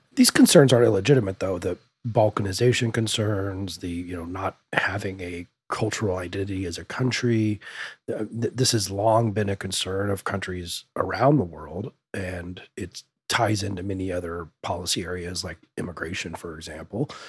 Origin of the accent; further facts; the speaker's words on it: Denver, Colorado, United States; I grew up in South Denver metro area